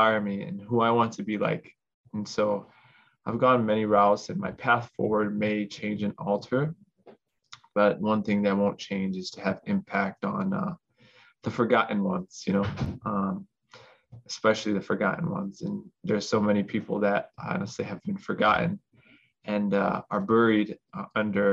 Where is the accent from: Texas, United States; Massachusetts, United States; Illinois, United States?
Illinois, United States; Chicago; I was born in America, down here in Chicago